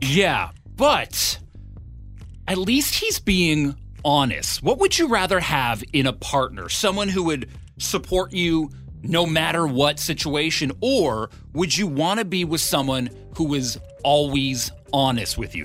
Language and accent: English; Ottawa, Ontario, Canada; now in Victoria, Canada; I'm originally from Ottawa